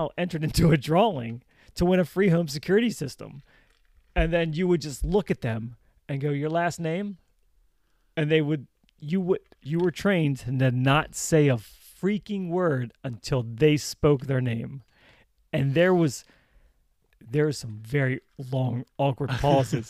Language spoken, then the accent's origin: English; Baltimore, Maryland, United States; accent: Baltimore; my Baltimore accent.